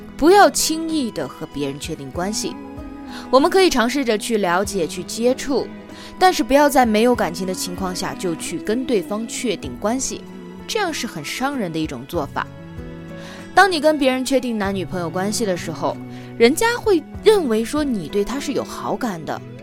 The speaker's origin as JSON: {"language": "Chinese", "country": "China", "said": "在我们中国人的传统印象当中"}